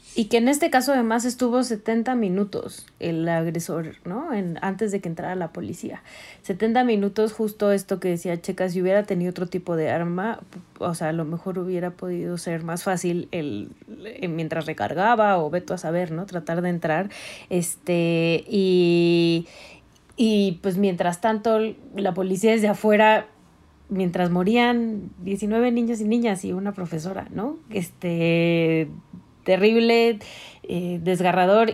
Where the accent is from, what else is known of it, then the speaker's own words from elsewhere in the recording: Mexico City, Mexico; yo soy de Coyoacán